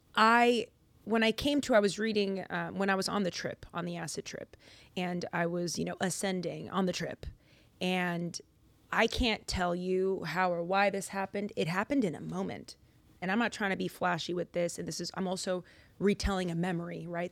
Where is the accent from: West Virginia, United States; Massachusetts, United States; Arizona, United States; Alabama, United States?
Massachusetts, United States; Lynn; I'm Dominican American, originally from Boston, Massachusetts. Well, a city outside of Boston, Lynn